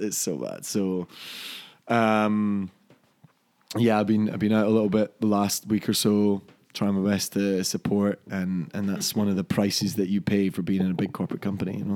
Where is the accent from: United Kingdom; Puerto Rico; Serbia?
United Kingdom; Dunfermline, Scotland; my hometown in Scotland of Dunfermline